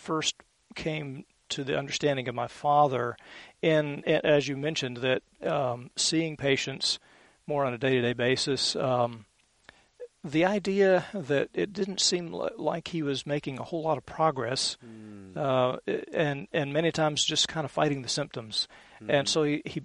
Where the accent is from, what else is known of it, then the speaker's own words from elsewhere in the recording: Columbus, Georgia, United States; now in Alabama, United States; I was born in Columbus, which is about 20 minutes from here over on the Georgia side